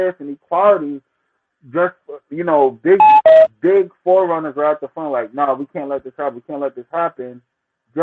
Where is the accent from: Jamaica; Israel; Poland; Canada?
Jamaica; I'm Jamaican myself